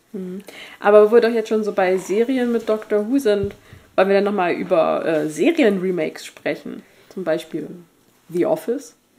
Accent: Germany; wir sind Deutsche

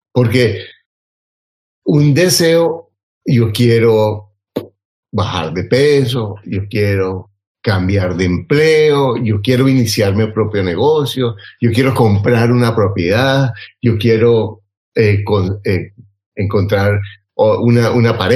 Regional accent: Mexico; soy empleada, emprendedora, mamá y soy mexicana, sí señor.

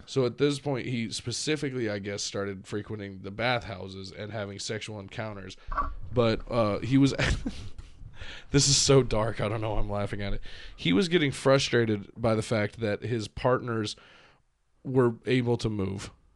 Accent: United States; now in Ohio, United States; I'm proud of being American

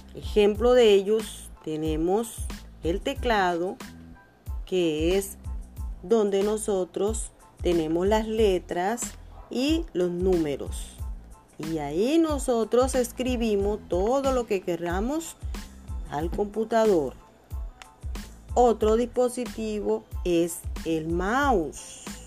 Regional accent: Ciénaga, Magdalena, Colombia; soy nacida de acá de Ciénaga

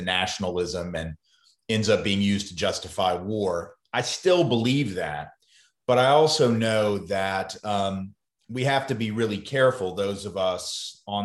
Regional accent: the South, United States; accent: Southern; I've come to peace with being a Southerner, being someone who's lived in the South my whole life

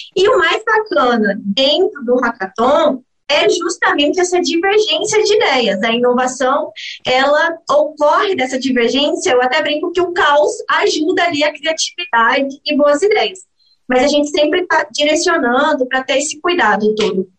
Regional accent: Brazil; nós como brasileiros

